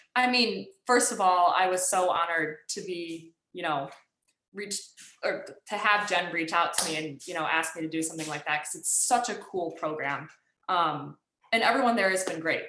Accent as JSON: {"language": "English", "region": "Michigan", "country": "United States", "tie": "born or raised there", "said": "I grew up in Michigan"}